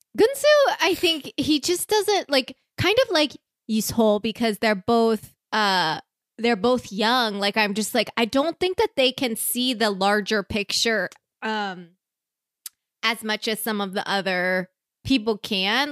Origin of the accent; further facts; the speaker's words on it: Iowa, United States; I'm from Iowa